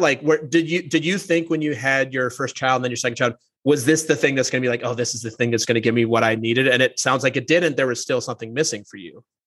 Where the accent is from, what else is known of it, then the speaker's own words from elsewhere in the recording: St. Paul, Minnesota, United States; I grew up in the Twin Cities. I grew up in a suburb of St. Paul